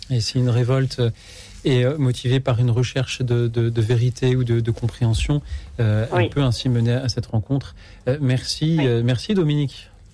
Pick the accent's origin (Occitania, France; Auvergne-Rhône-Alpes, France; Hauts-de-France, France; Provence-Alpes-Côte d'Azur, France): Provence-Alpes-Côte d'Azur, France; Avignon; moi je viens d'Avignon, pas loin de chez vous